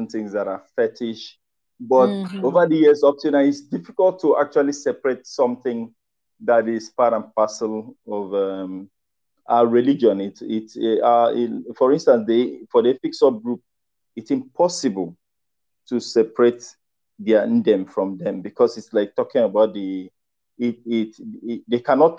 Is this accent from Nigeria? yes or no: yes; Ikono, Akwa Ibom, Nigeria; I am from Ikono